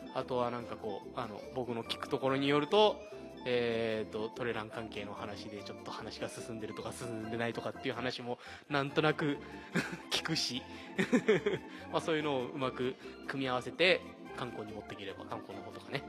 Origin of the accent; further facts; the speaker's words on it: Mashiko, Tochigi, Japan; このね40年益子に生まれ育ってる自分でも